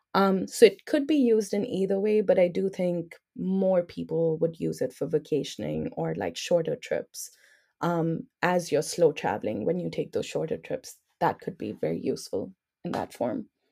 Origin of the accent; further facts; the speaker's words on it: New Delhi, Delhi, India; I'm from New Delhi